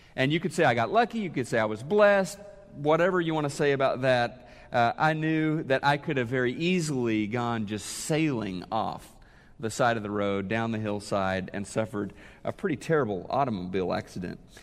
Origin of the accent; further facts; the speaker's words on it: Neosho, Missouri, United States; moved away as an adult; also born or lived in Oklahoma City, Oklahoma; Neosho, Missouri, my hometown, I was going to college in Oklahoma City, lived, uh, grew up in Neosho